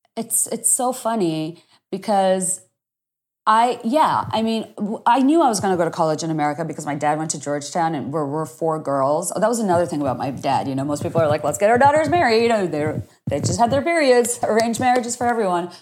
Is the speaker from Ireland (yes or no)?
no; Dhaka, Dhaka Division, Bangladesh; first language Bengali; English is a second language; moved away as an adult; also born or lived in Virginia, United States; now in Washington, D.C., United States; I grew up in Dhaka. My parents are Bangladeshi